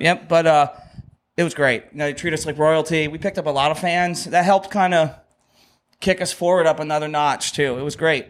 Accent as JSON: {"language": "English", "town": "Dauphin", "region": "Pennsylvania", "country": "United States", "tie": "born or raised there", "said": "Aces up in Dolphin, which We love that bar. That's my hometown."}